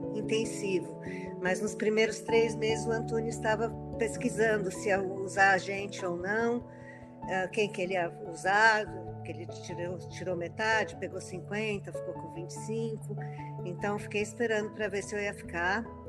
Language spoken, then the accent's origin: Portuguese; São Paulo, Brazil; Eu nasci aqui em São Paulo e moro aqui em São Paulo.